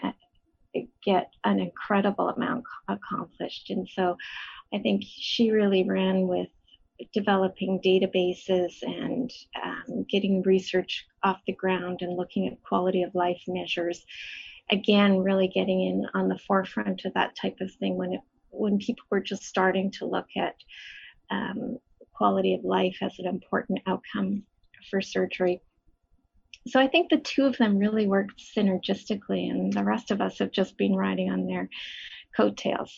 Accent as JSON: {"language": "English", "town": "Edmonton", "region": "Alberta", "country": "Canada", "tie": "born or raised there", "moved": "as an adult", "lives_now": "Toronto, Canada", "said": "I grew up in Edmonton. I was born in Edmonton, raised there"}